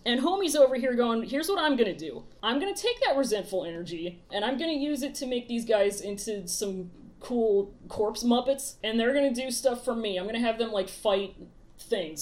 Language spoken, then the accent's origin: English; United States; we're very American